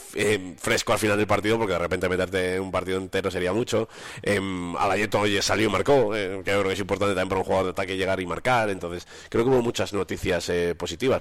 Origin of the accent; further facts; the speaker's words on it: Valladolid, Castile and León, Spain; moved away; Valladolid es un fijo para mí, porque es mi tierra